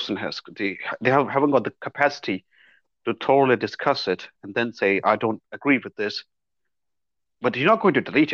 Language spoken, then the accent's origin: English; India; I'm an Indian living in India